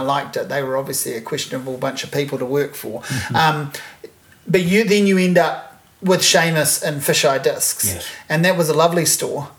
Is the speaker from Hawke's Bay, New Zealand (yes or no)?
yes; Hawke's Bay, New Zealand; moved away; growing up in Hawke's Bay